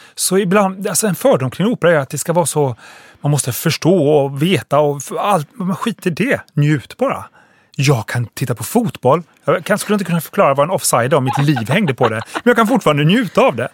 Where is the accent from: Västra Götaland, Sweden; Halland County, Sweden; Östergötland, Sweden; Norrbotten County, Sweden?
Halland County, Sweden; Halmstad; Jag växte upp i Halmstad